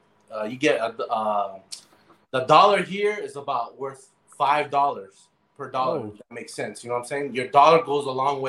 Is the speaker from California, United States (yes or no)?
yes; San Francisco, California, United States; moved away as an adult; now in Colombia; me growing up in San Francisco, being like street smart